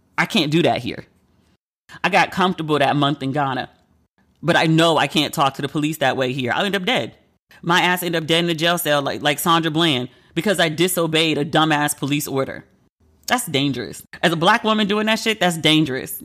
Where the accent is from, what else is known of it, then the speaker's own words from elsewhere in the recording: United States; I'm American